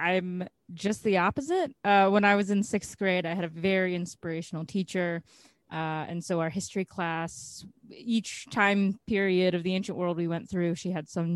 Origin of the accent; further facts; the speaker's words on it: United States; here growing up in the States